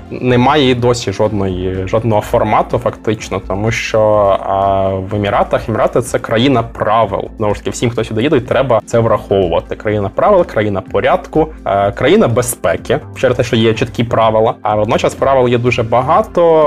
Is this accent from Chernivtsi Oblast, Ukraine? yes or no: yes; Chernivtsi, Chernivtsi Oblast, Ukraine; now in Abu Dhabi, United Arab Emirates; Я з Чернівців.